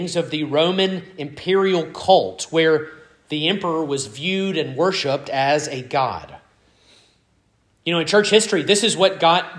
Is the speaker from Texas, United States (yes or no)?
no; Starkville, Mississippi, United States; I was born in Oktibbeha County Hospital and not Eastern Europe